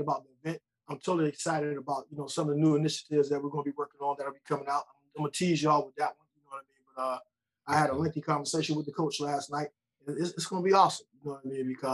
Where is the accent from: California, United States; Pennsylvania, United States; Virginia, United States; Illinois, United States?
Pennsylvania, United States; Aliquippa; moved away; I'm from Aliquippa, Pennsylvania.